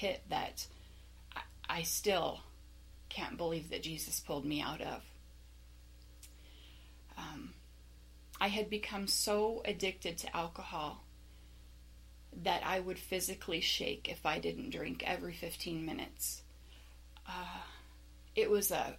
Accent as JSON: {"language": "English", "town": "Las Vegas", "region": "Nevada", "country": "United States", "tie": "born or raised there", "said": "I was born and raised in the Las Vegas area"}